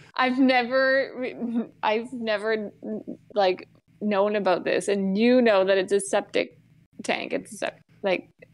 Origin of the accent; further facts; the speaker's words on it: Grey Bruce County, Ontario, Canada; I'm from Ontario, so I feel like I've been around it enough. Like, I'm from Grey Bruce County